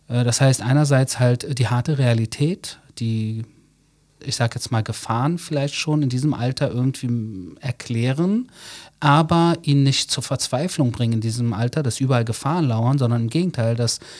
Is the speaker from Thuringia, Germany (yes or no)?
no; Berlin, Germany; now in Israel; Also ich bin in Deutschland geboren, 1977, bin Sohn persisch-jüdischer Eltern. Ähm, habe dann in Berlin meine Jugend erlebt, die war teilweise sehr tough.